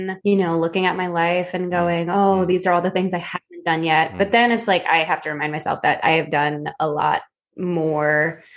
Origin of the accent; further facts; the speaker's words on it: Philippines; being Filipino, and I can say this because I am Filipino